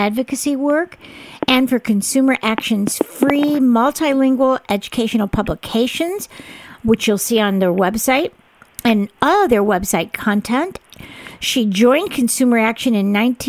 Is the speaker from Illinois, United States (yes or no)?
yes; Chicago, Illinois, United States; also born or lived in Long Beach, Long Island, New York; now in California, United States; I was from Chicago